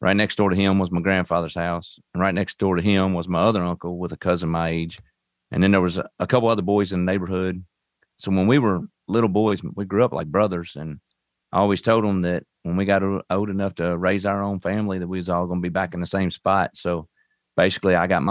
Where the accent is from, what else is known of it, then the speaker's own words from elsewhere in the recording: Owensboro, Kentucky, United States; I'm from Owensboro, Kentucky. Right on Western Kentucky, basically. I was raised up on a farm, just right outside, probably 4 or 5 miles out from the mall